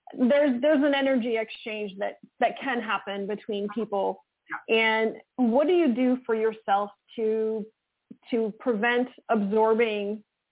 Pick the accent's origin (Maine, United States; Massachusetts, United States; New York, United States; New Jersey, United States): Maine, United States; I'm from Maine and it's dark as a pocket at 4 o'clock in the afternoon.